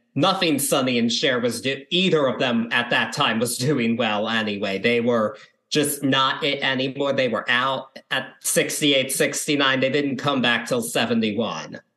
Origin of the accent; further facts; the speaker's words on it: Baltimore, Maryland, United States; I'm from the Baltimore area